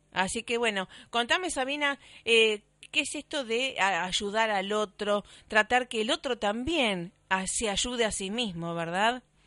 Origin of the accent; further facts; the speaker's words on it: Rosario, Santa Fe, Argentina; en Rosario, por supuesto, mi ciudad natal